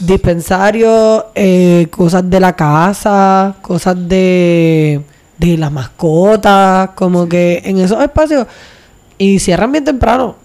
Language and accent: Spanish; Vieques, Puerto Rico; also born or lived in Luquillo / Río Piedras; criada en Luquillo, luego criada otra vez desde la juventud más o menos, ustedes saben ya, eh, en Vieques